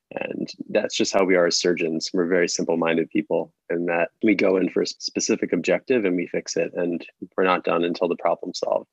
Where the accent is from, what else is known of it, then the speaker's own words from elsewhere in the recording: Philadelphia, Pennsylvania, United States; now in New York, United States; I'm originally from Philadelphia, but my family is from New York